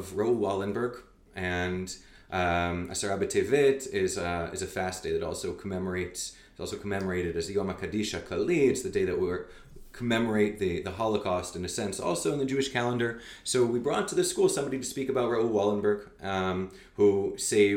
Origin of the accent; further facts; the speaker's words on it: Montreal, Quebec, Canada; also born or lived in Calgary, Canada / New York, United States; now in Israel; I was born in Calgary. I grew up in Canada, in Montreal.